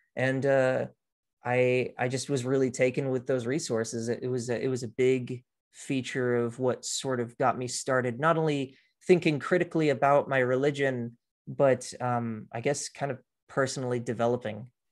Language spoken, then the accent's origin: English; Austin, Texas, United States; also born or lived in Houston, Texas; at the age of two, though, I moved with my family up to Austin, and that's where I was raised, essentially